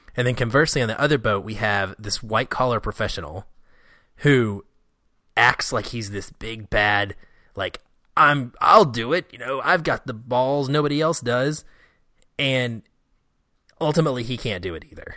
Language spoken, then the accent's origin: English; Seattle, Washington, United States; my hometown of Seattle